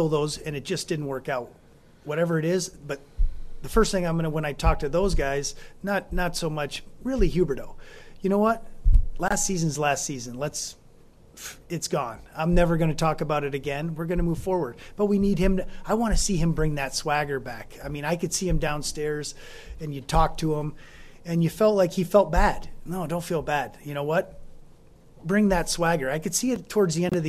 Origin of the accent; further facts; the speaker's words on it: United States; now in Calgary, Canada; I'm American